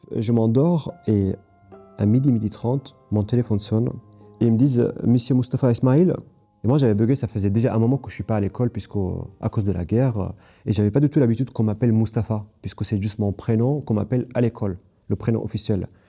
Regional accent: Kobani, Aleppo Governorate, Syria; French is a second language; moved away as an adult; also born or lived in Istanbul, Turkey; je viens de Ain al arab qui est Kobani en kurde, euh, donc qui a un village kurde

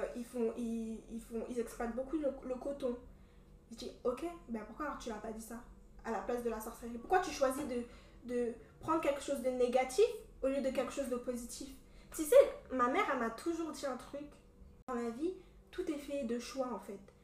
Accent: Cameroon; accent: Cameroonian; je suis camerounaise

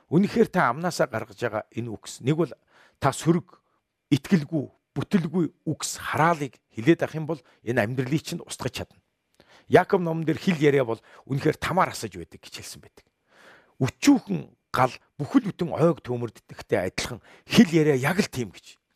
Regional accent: Mongolia; Бид бүгдээрээ Монголын иргэн. Миний сэтгэл санаа ямар байхаагаас үл шалтгаалan би Монголын иргэн хэвээрээ л байна.

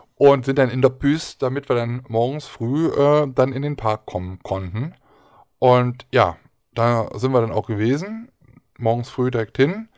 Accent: Aachen, North Rhine-Westphalia, Germany; Auhur ist bei uns in Aachen ein Ausspruch

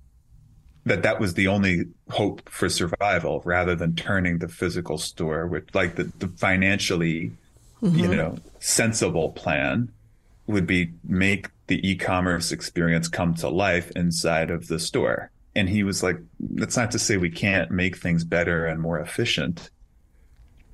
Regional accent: New York City, New York, United States; I grew up in Queens

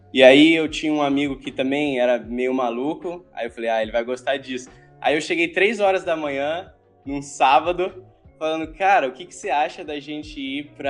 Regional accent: Promissão, São Paulo, Brazil; also born or lived in Lins; E bom, eu nasci em Lins, que é uma cidadezinha do interior de São Paulo, mas depois eu fui para Promissão, que aí foi a cidade onde eu passei minha infância.

